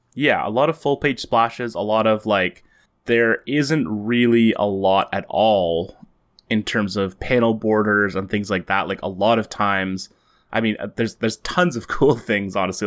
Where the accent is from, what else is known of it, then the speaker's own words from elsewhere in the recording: Canada; as Canadians